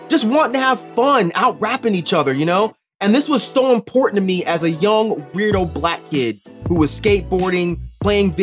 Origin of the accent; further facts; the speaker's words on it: California, United States; my home state of California